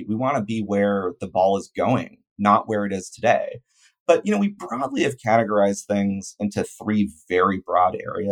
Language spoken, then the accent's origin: English; a suburb of Oakland, near San Francisco, California, United States; I grew up near San Francisco in a suburb of Oakland